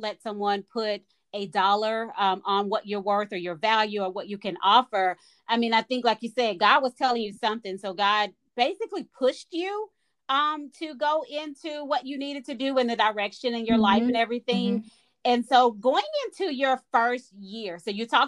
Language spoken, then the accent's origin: English; Dallas, Texas, United States; I'm from Dallas as well